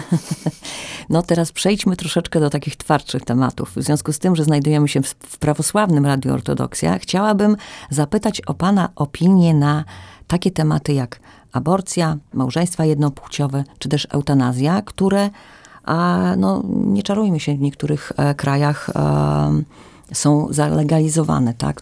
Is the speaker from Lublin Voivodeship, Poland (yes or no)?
no; Podlaskie Voivodeship, Poland; tutaj u nas na Podlasiu, że nasza prawosławna społeczność